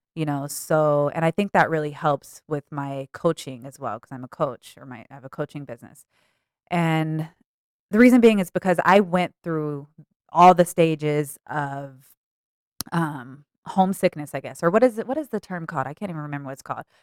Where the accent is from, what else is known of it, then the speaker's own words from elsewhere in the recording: Denver, Colorado, United States; also born or lived in Aurora, Colorado; Born and raised in Denver.